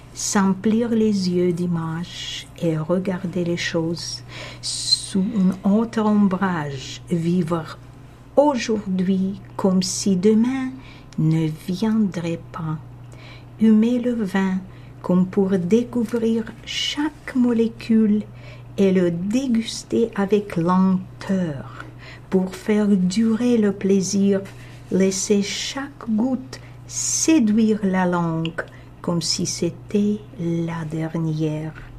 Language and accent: French; Moscow, Russia; first language Russian; French is a second language; moved away as an adult; now in Canada; j'ai grandi à Moscou en Russie